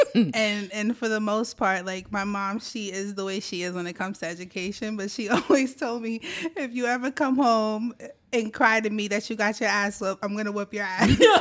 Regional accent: Brooklyn, New York, United States; also born or lived in Staten Island, New York; I was born in Brooklyn, New York

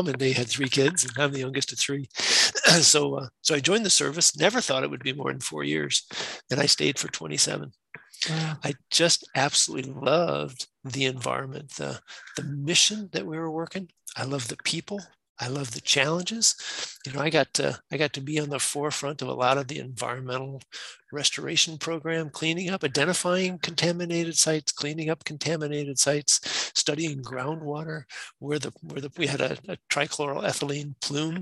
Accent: Wisconsin, United States; I'm from Wisconsin. Went to high school up that way, went to the University of Wisconsin

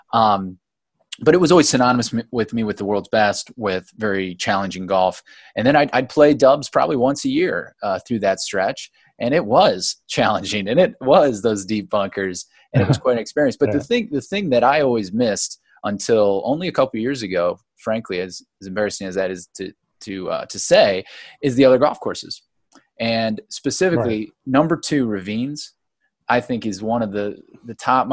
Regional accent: Ohio, United States; moved away as an adult; now in Chicago, United States; I was born and raised in Ohio, but moved here in 2008

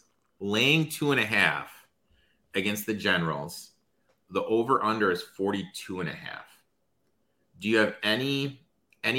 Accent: Michigan, United States; born and raised in Michigan

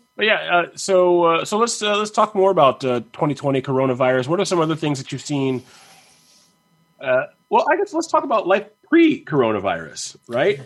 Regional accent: Virginia, United States; now in North Carolina, United States; I live in North Carolina. I was born in Virginia.

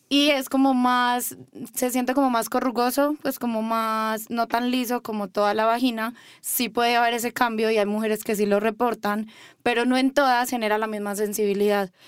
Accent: Medellín, Antioquia, Colombia; moved away as an adult; now in Mexico; Yo soy de Medellín, Colombia. Nací ahí y hace más o menos un año me vine a vivir acá a estudiar sexología.

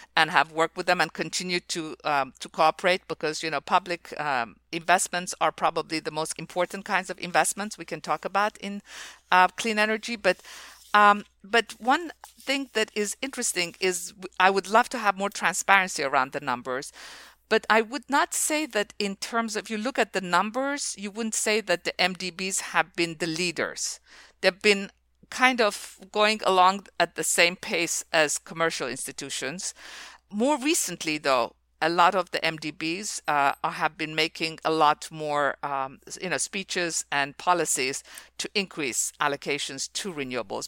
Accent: Iran; moved away as an adult; also born or lived in Oxford; I was born in Iran

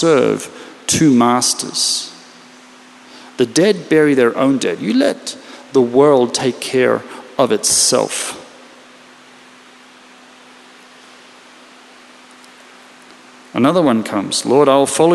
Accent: Australia; now in Israel; I come from Australia, which means we actually still have a king or queen.

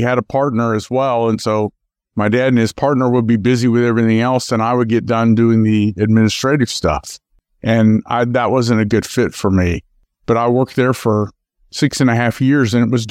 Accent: Memphis, Tennessee, United States; also born or lived in Akron, Ohio; I was actually born in Akron, Ohio, but did most of my growing up in Memphis, Tennessee.

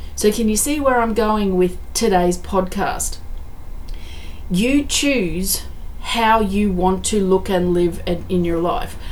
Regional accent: Australia; I'm very grateful that I'm Australian, that I live in Australia

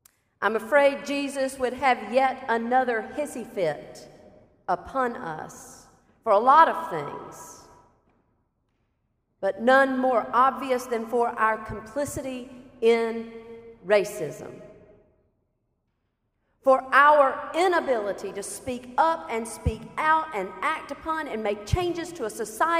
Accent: South Carolina, United States; moved away as an adult; a white woman pastor born and raised in South Carolina and now living only a few miles away from that state line

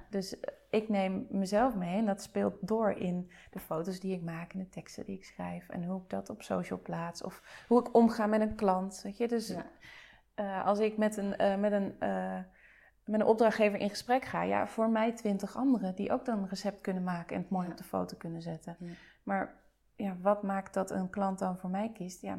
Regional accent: De Lier, South Holland, Netherlands; ik kom uit het Westland. Ik kom uit de Lier.

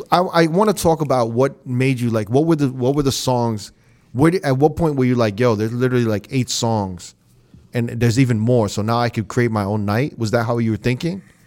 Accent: New York, United States; now in Las Vegas, United States; I'm from New York

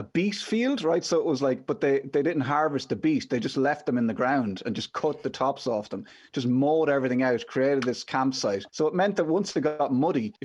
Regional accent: Midlands, Ireland; a young lad growing up in the Midlands

